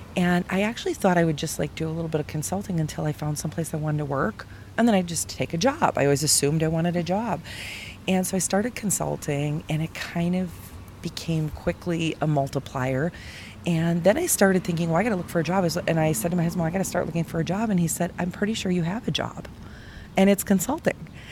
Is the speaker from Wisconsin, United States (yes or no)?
yes; Milwaukee, Wisconsin, United States; I'm from Milwaukee